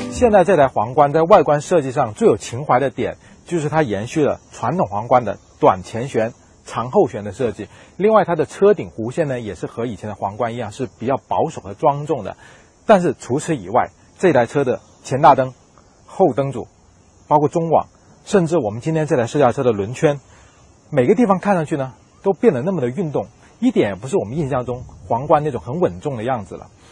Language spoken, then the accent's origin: Chinese; southern China, China; 和我一样在南方长大